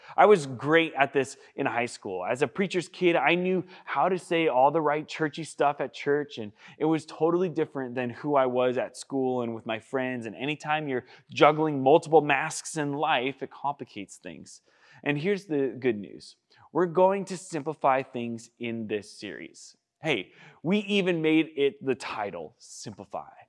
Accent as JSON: {"language": "English", "country": "United States", "said": "I'm from Washington"}